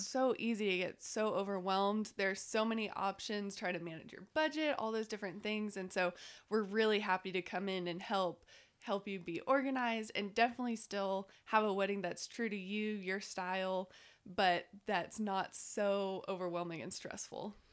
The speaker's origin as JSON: {"language": "English", "town": "Waco", "region": "Texas", "country": "United States", "moved": "as an adult", "lives_now": "Lubbock, United States", "said": "I'm originally from Waco. I moved here, like a lot of people, to go to tech and fell in love with Lubbock"}